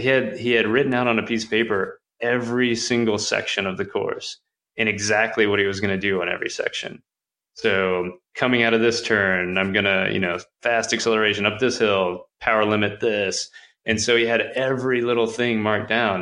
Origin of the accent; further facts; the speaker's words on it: Texas, United States; I'm I'm from Texas